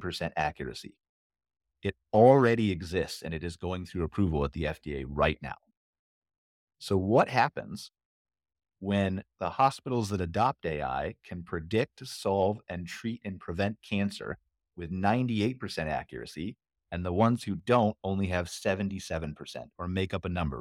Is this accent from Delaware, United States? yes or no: no; Ohio, United States; I'm from Ohio